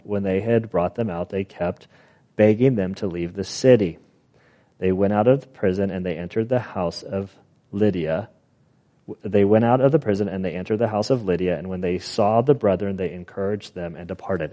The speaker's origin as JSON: {"language": "English", "country": "United States", "said": "we as American citizens"}